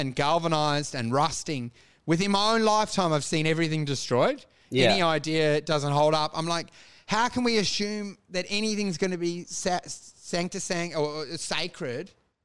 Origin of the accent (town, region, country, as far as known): Australia